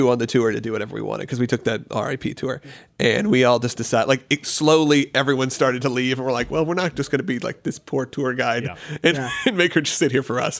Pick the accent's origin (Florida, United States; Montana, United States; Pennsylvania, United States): Florida, United States; Orlando; Will and I grew up in Orlando, so we spent years in Florida.